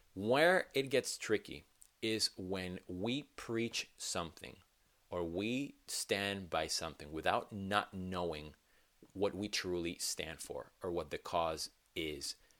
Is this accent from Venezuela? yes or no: yes; Venezuela; now in United States; I am from Venezuela, born and raised, and it's my home, my home country